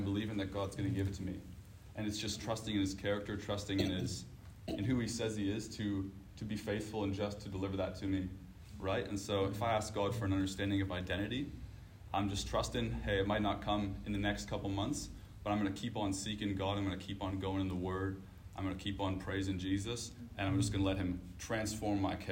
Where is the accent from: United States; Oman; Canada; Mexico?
Canada; moved away; I'm from Canada